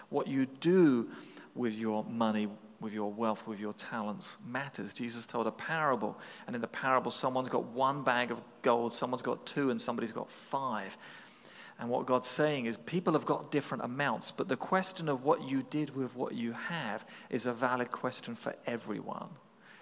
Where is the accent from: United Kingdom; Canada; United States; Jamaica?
United Kingdom; England; as an Englishman